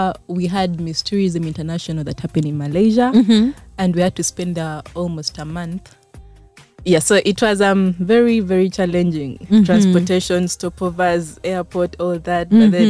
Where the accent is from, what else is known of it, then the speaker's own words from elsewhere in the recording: Kampala, Central Region, Uganda; I grew up from Kampala.